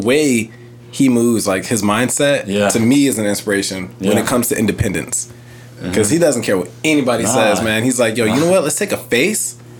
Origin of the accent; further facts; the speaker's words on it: St. Louis, Missouri, United States; I'm from St. Louis